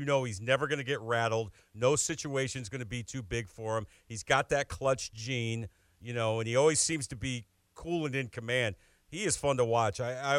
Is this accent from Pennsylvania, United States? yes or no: no; New York, United States; Being a New Yorker